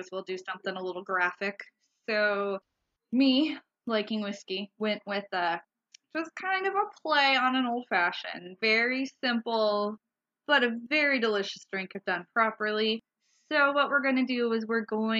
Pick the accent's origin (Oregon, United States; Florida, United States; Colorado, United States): Oregon, United States; Umpqua River; We grew up on the Umpqua River